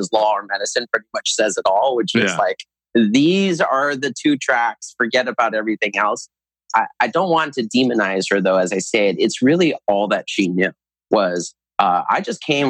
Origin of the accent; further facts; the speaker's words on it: United States; I was born in the United States